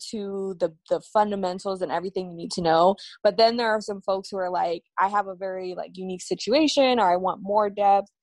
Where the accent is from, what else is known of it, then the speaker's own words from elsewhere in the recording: New York City, New York, United States; I'm from Brooklyn.